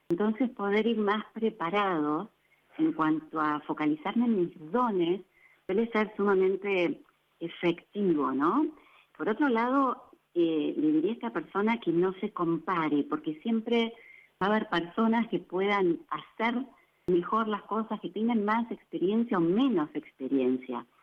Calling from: Banfield, Buenos Aires Province, Argentina; Buenas noches, eh … de Banfield y tengo una pregunta para la licenciada.

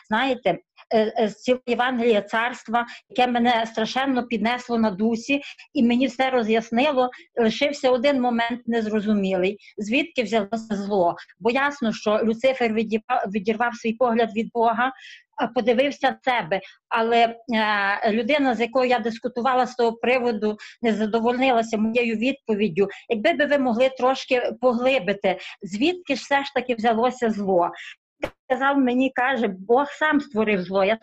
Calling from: Caserta, Campania, Italy; Я з Італії, е, недалеко від Олександри, що молилася місто Казерта.

